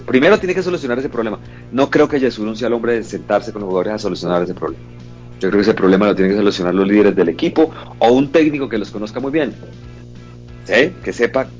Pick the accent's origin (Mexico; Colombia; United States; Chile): Colombia; Bucaramanga, Santander; also born or lived in Calamar, Bolívar; pero nací en Calamar Bolívar, un lugar que quiero mucho también, pero obviamente en Bucaramanga fue donde estudié, crecí todo